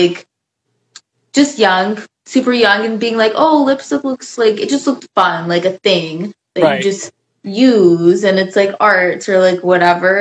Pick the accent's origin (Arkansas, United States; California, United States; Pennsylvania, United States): Arkansas, United States; moved away; growing up in Arkansas